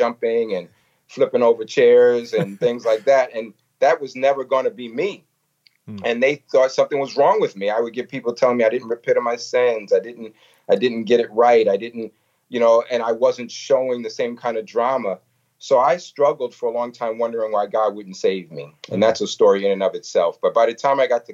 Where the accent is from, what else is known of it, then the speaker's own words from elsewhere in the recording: New York City, New York, United States; I grew up in New York City, and when I was a little kid, my father just all of a sudden started taking us to Sunday school